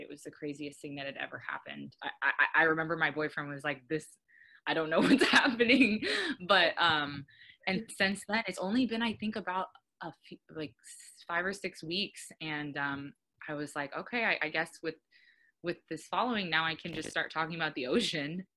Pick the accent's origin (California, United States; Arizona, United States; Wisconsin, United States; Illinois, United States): Arizona, United States; now in Oahu, United States; I'm originally from Arizona and I've been living here for a handful of years.